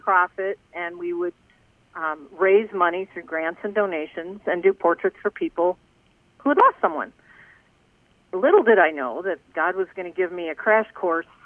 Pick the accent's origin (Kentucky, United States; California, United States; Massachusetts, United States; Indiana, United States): Indiana, United States; South Bend; I grew up in South Bend, Indiana